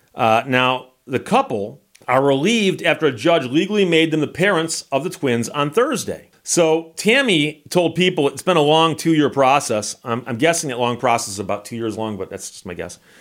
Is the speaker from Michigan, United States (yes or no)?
yes; Michigan, United States; my home state of Michigan.